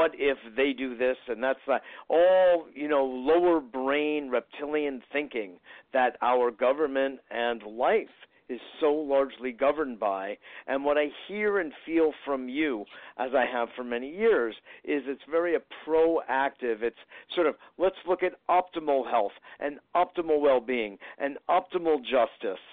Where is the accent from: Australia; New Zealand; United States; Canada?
United States; New York; I know you don't have to be from New York, but, you know, it just happens that I am